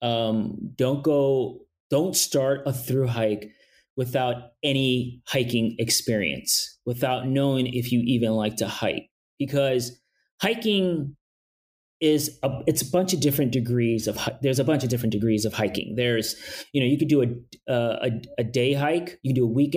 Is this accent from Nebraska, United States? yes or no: no; New York City, New York, United States; I'm from New York City. I'm from Brooklyn